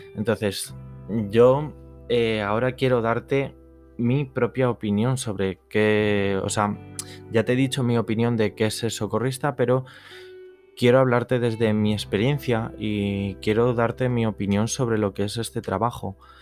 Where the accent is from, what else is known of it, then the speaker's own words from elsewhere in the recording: Madrid, Community of Madrid, Spain; soy de Madrid, de la Comunidad de Madrid